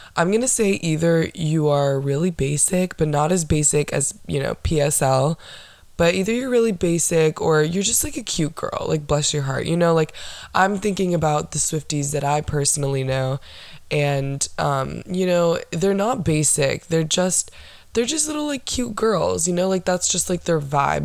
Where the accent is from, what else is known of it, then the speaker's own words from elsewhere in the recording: Orlando, Florida, United States; I was born and raised in Orlando, Florida